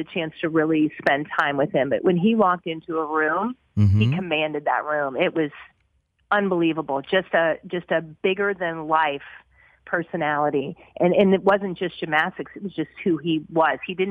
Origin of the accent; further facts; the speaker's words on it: Texas, United States; also born or lived in Las Vegas; we ended up back here just because I'm from Texas